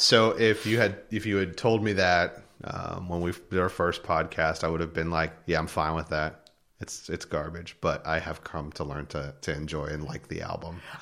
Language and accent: English; north of Philadelphia, Pennsylvania, United States; moved away; I grew up in Pennsylvania. Um, uh, north of Philadelphia an hour